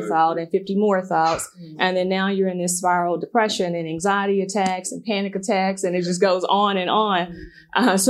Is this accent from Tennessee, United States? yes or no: yes; Memphis, Tennessee, United States; growing up in South Memphis